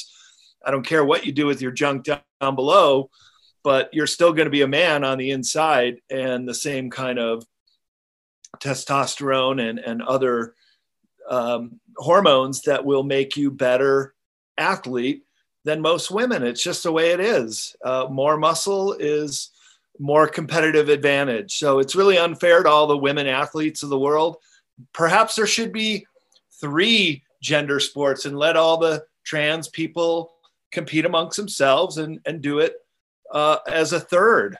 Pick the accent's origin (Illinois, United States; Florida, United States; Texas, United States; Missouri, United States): Illinois, United States; Chicago; moved away as an adult; also born or lived in Japan; I grew up in Chicago and it's pretty flat and kind of boring.